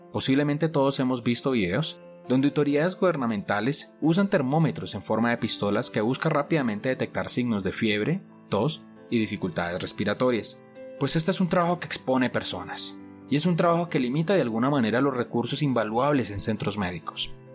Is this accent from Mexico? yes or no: no; Colombia; en mi país, Colombia